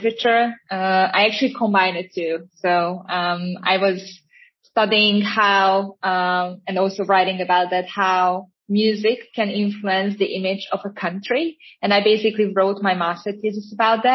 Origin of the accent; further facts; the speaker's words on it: Hungary; I am actually from Hungary